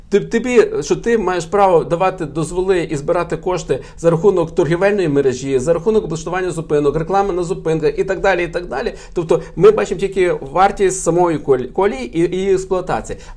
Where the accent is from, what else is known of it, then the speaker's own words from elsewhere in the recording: Lviv, Lviv Oblast, Ukraine; ми з вами, як львів'яни